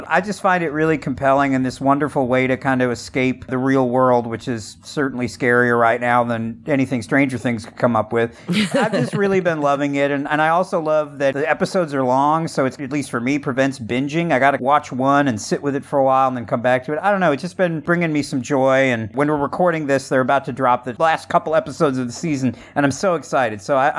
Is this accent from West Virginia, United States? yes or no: no; Wisconsin, United States; moved away; because I'm from Wisconsin originally